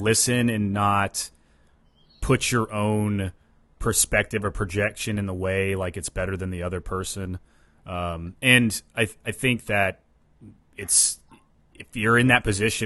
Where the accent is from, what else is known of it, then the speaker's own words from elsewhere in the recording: Ohio, United States; I grew up in Ohio